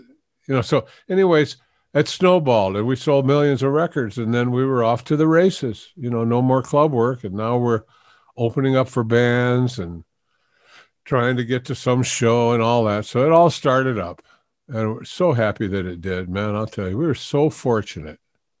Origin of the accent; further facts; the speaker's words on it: Detroit, Michigan, United States; I grew up in Detroit.